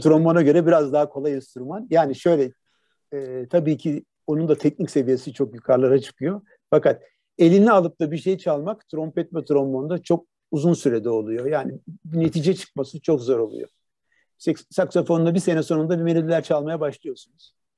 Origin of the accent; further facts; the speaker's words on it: Turkey; moved away as an adult; also born or lived in Netherlands / Boston, United States; kendi memleketimde bu işi yapmak